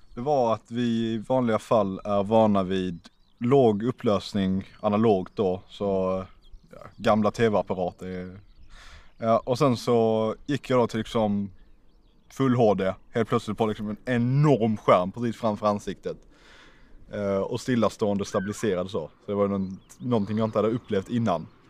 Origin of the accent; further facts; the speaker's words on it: Malmö, Skåne, Sweden; jag kommer från Malmö